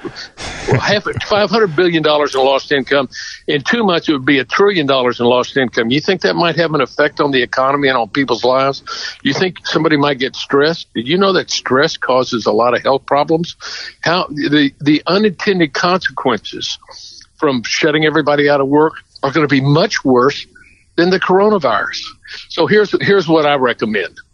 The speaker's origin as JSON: {"language": "English", "town": "Houston", "region": "Texas", "country": "United States", "said": "I'm from Houston. You know, Houston, Texas is part of the Piney Woods."}